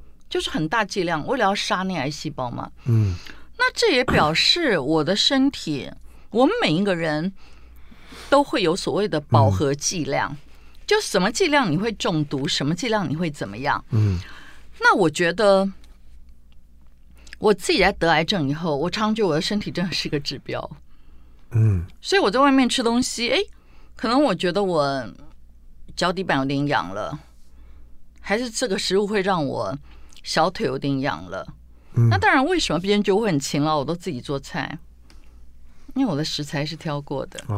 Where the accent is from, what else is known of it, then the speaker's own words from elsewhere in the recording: Tainan, Taiwan; 包括我们台南人最爱的虱目鱼，